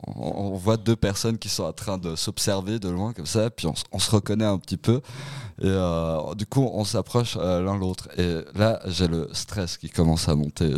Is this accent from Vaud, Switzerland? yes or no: yes; Montreux, Vaud, Switzerland; je venais de Montreux à ce, moment-là